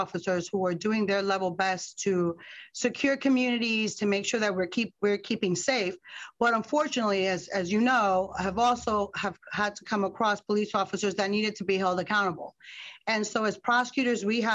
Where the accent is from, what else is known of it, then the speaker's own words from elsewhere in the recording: Newark, New Jersey, United States; also born or lived in Bronx, New York; I was born in the Bronx, but raised in Newark